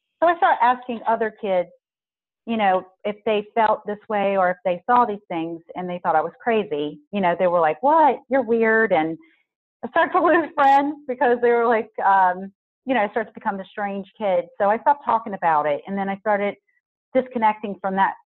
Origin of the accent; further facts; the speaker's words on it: Southern Louisiana, United States; I'm originally from Southern Louisiana. I was born right outside New Orleans